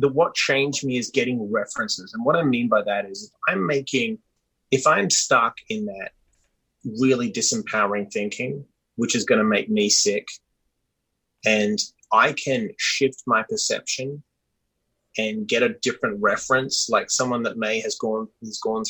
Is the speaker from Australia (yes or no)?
yes; Perth, Western Australia, Australia; also born or lived in Sydney, Australia; now in United States; I was born in Perth, Western Australia, which geographically is the most isolated capital city in the world